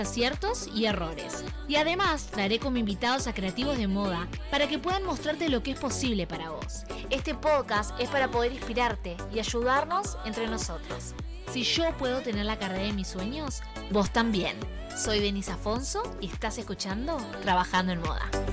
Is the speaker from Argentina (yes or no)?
yes; Argentina; now in Canada; Soy argentina y vivo en Canadá.